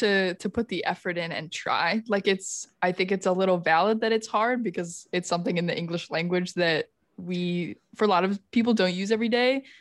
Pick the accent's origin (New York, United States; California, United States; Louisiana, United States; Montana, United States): New York, United States; Finger Lakes, Western; now in Chicago, United States; I grew up in the Finger Lakes in Western New York, which is like wine country